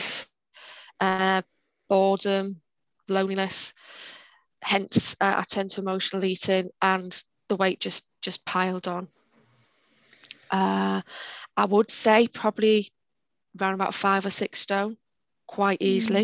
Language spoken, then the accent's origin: English; Newcastle upon Tyne, North East England, United Kingdom; moved away as an adult; now in North West England, United Kingdom; I'm originally from Newcastle. I moved down to the northwest over 20 years ago